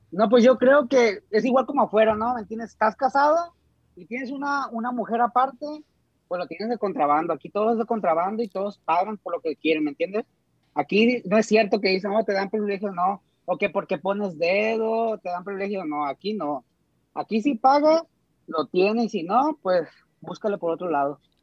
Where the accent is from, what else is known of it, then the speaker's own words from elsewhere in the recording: Costa Rica, Sinaloa, Mexico; now in Dubai, United Arab Emirates; soy directamente desde Costa Rica, Sinaloa